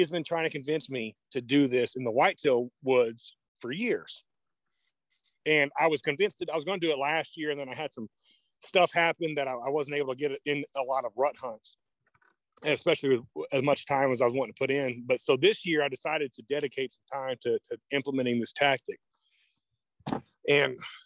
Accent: Oklahoma, United States; I'm from Oklahoma

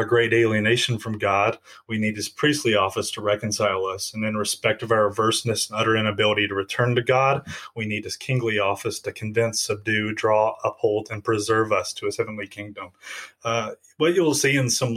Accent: Jackson, Tennessee, United States; moved away as an adult; now in Greeley, United States; I grew up in Jackson, Tennessee, near the Memphis side of the state

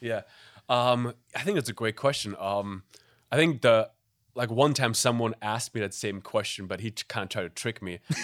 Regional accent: Germany; English is a second language; moved away as an adult; also born or lived in Middle East; I'm from Germany originally, grew up in Germany

